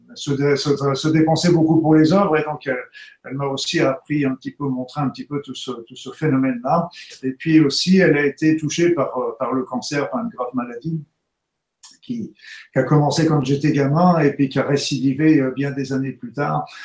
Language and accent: French; Normandy, France; je suis né en Normandie il y a pas longtemps maintenant